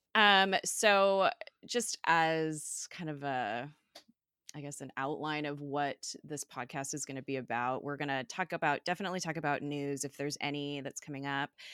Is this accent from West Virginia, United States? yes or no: no; California, United States; I'm from California